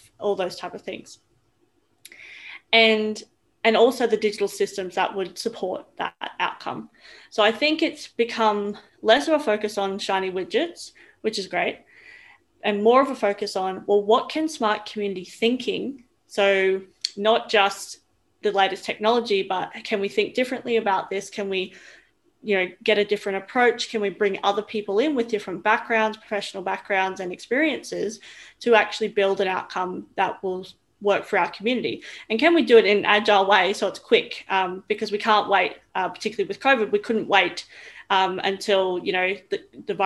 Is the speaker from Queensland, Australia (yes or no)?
yes; Roma, Queensland, Australia; also born or lived in Brisbane; I grew up in Roma, so a really small town in Queensland.